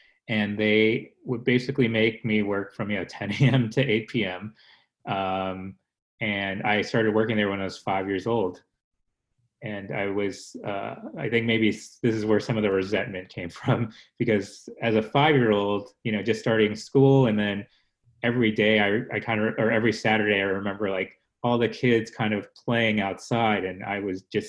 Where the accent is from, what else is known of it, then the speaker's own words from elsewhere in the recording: United States; born there; growing up in an immigrant family, I was born in America.